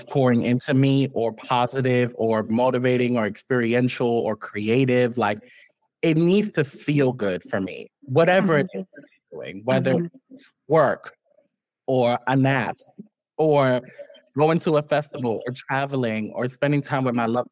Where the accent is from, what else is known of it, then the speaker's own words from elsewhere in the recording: New York City, New York, United States; from Harlem, you very much grow up here